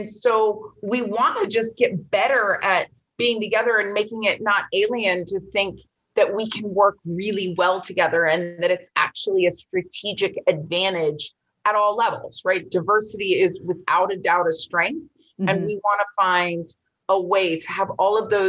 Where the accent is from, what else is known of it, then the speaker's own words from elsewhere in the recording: Florida, United States; Florida, my home state